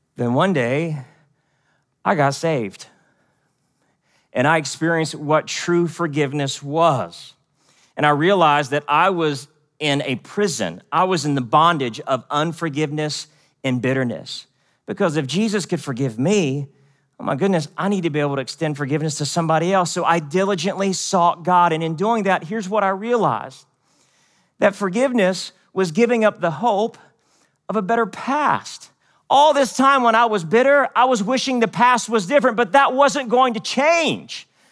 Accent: West Virginia, United States; also born or lived in Seoul, South Korea; I was born in Seoul, South Korea, but I grew up in West Virginia.

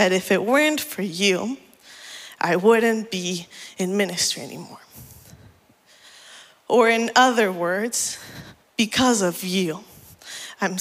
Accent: Mexico; moved away; also born or lived in Puebla, Mexico / Oaxaca, Mexico; the church I grew up in back in Mexico. In 2017, my family and I were living in a city called Puebla

